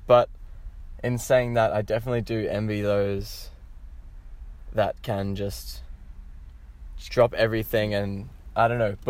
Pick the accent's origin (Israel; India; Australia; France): Australia; Queensland; also born or lived in New Zealand; I'm a bit of a mongrel when it comes to my origin. I was born in New Zealand, but I moved straight to Falmouth, Queensland, so I'm kind of like, I'm a bit of an Aussie now